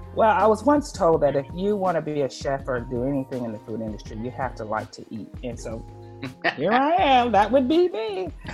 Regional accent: North Louisiana, United States; moved away; also born or lived in Houston, Texas; I'm from Louisiana, but I went to Houston early. I lived there for a lot of years

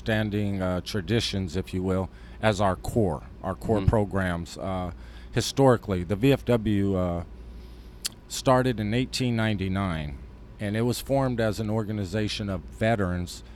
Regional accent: New Mexico, United States; I'm from New Mexico.

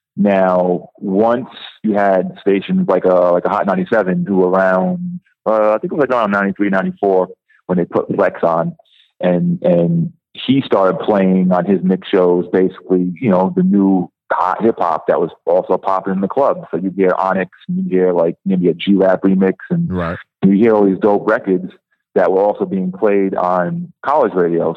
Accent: Rhode Island, United States; moved away; also born or lived in New York; I'm originally from Rhode Island

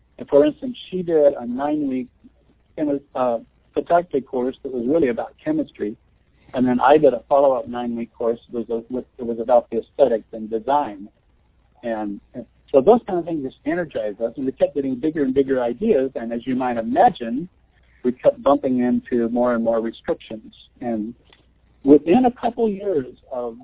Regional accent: Nebraska, United States; I'm from Nebraska. I grew up on a farm

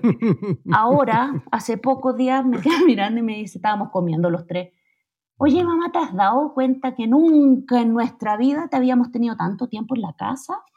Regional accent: Chile; moved away as an adult; now in Mexico City, Mexico; yo cuando me vine de Chile a México

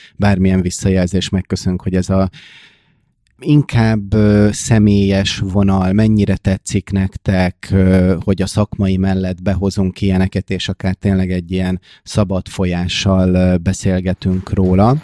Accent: Hungary

